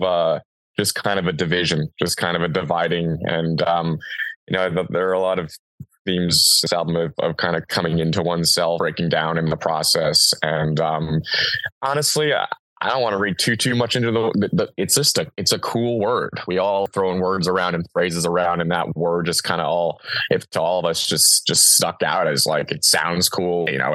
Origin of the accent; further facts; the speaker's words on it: New York, United States; now in California, United States; I'm from New York